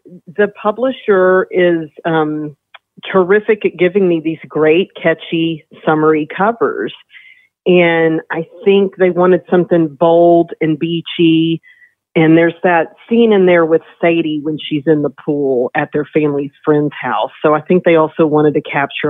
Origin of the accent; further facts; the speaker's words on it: Longview, Texas, United States; I'm from Longview, Texas, which is in deep east Texas in the Piney Woods, about 2 hours east of Dallas, near Louisiana